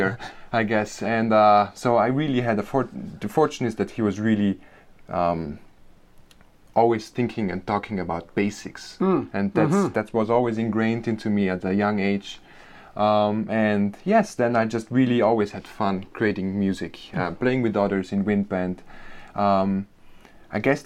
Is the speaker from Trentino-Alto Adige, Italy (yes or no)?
yes; Bolzano, Trentino-Alto Adige, Italy; accent: Germanic; English is a second language; moved away as an adult; also born or lived in New York; I grew up in Bolzano, Italy